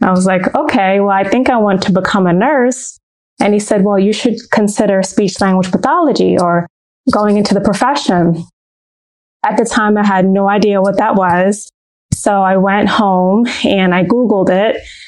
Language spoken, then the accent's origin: English; Brooklyn, New York, United States; born there; I was born in Brooklyn, New York, and I was the only child for a few years.